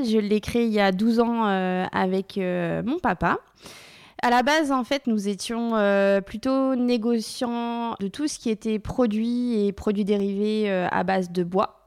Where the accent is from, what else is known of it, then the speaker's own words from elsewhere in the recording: Laval, Pays de la Loire, France; moved away; on est originaire de Laval